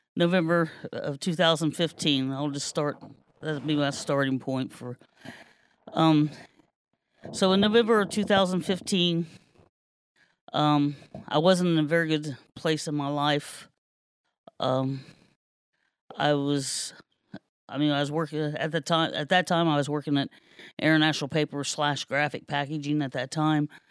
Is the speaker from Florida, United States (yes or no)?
no; Kenton, Ohio, United States; I was born and raised here in Kenton.